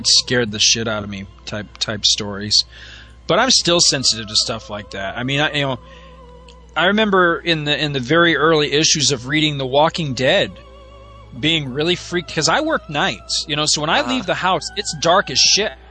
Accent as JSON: {"language": "English", "region": "New York", "country": "United States", "tie": "born or raised there", "also_born_or_lived": "Florida", "said": "we moved to New York from Florida when I was seven"}